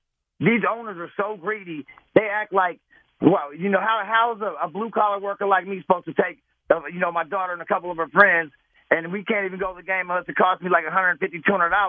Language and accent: English; Berkeley, California, United States; I'm a Giants fan, man, but you know what? I grew up in Berkeley, so it cost me $2.50 on BART